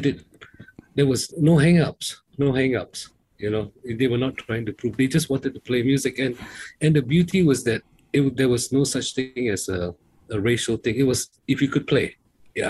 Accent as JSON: {"language": "English", "region": "Penang", "country": "Malaysia", "tie": "born or raised there", "said": "us growing up in Penang"}